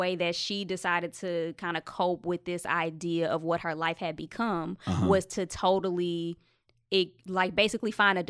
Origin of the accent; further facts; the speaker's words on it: Texas, United States; So I'm from Texas, so a lot of the stuff I write is about the places that I've lived.